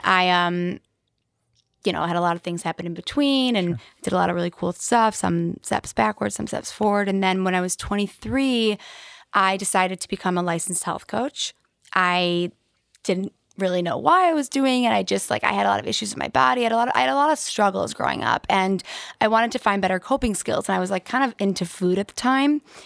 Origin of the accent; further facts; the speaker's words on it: West Bloomfield, Michigan, United States; I grew up in West Bloomfield